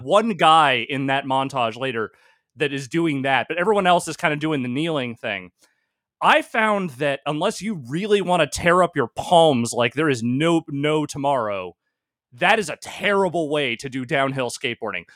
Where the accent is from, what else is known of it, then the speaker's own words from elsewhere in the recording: Northern California, United States; also born or lived in Virginia; I was into skateboarding before I moved to California, like, when I was still a kid in Virginia